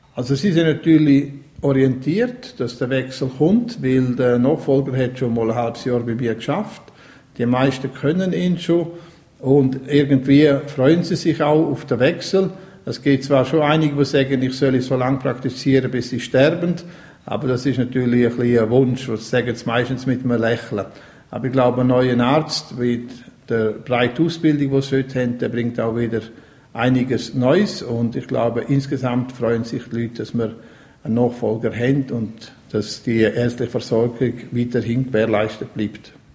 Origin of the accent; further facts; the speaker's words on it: Graubünden, Switzerland; Ich bin auch in der Region aufgewachsen, in Coralia